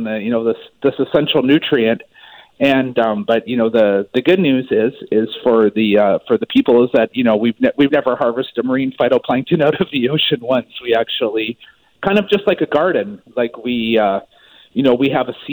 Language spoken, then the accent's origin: English; Maple Ridge, British Columbia, Canada; moved away; I'm actually originally from Maple Ridge.